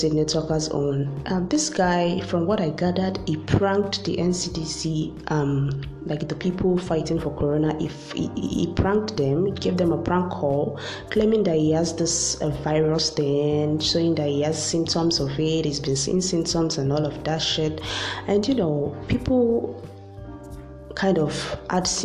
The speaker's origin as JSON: {"language": "English", "country": "Nigeria", "said": "as a Nigerian"}